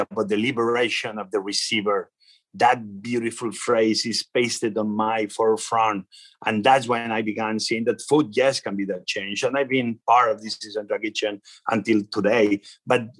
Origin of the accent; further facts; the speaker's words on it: Spain; English is a second language; now in Washington, D.C., United States; I know where I come from. I come from Spain. You see my accent, everybody knows it